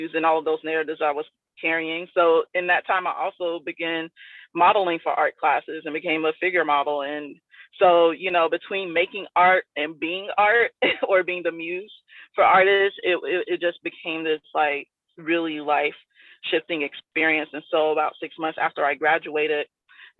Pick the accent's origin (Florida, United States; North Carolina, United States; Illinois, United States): Florida, United States; South; also born or lived in Tampa; when I moved from South Florida, where I grew up, to Tampa, which is more like Central Florida